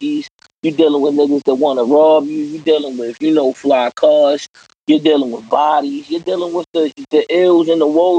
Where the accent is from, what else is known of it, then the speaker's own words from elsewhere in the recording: Baltimore, Maryland, United States; I'm born and raised in East Baltimore